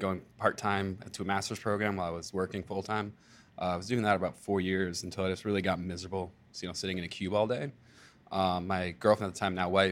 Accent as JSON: {"language": "English", "town": "Farmington", "region": "Connecticut", "country": "United States", "tie": "born or raised there", "moved": "as an adult", "said": "I'm actually from Farmington, Connecticut, so I'm a transplant up this way. I moved up here about 5 years ago"}